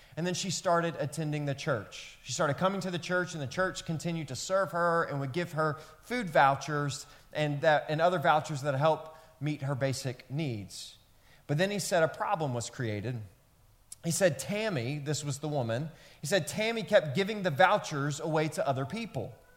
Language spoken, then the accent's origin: English; Memphis, Tennessee, United States; where I grew up in Memphis, Tennessee